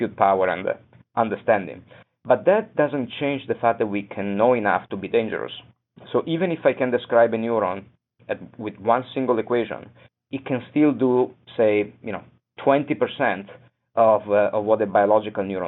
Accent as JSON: {"language": "English", "town": "Venice", "region": "Veneto", "country": "Italy", "also_born_or_lived": "Boston", "moved": "yes", "said": "I come from Venice"}